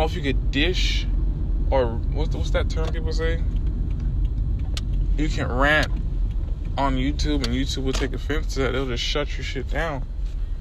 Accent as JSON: {"language": "English", "town": "Miami", "region": "Florida", "country": "United States", "said": "I'm from Miami"}